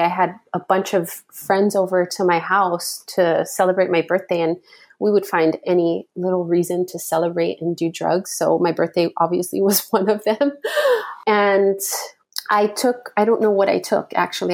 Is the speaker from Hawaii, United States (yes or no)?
yes; Hawaii, United States; I'm born and raised in Hawaii